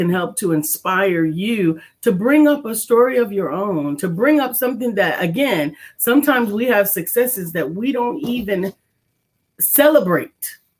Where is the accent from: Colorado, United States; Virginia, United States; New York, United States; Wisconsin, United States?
New York, United States; New York City; So I grew up in the Bronx and in River Park Towers